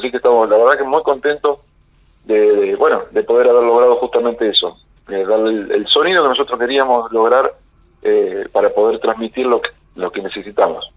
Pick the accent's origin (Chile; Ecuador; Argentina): Argentina; Santa Teresa, Santa Fe; moved away as an adult; now in Junín, Argentina; el barrio donde yo me crié, ahí en Santa Teresa